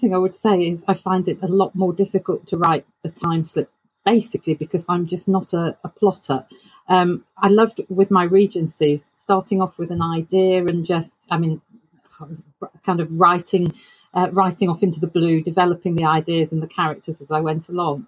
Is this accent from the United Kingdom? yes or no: yes; United Kingdom; I'm a British author.